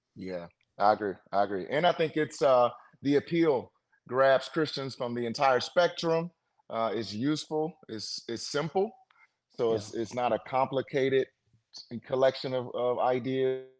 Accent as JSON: {"language": "English", "town": "St. Louis", "region": "Missouri", "country": "United States", "tie": "born or raised there", "said": "I am from the States here in the US, St. Louis, Missouri, is the city I was born in in the states"}